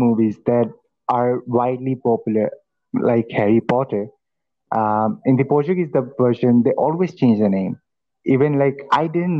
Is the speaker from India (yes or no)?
yes; India; I'm from India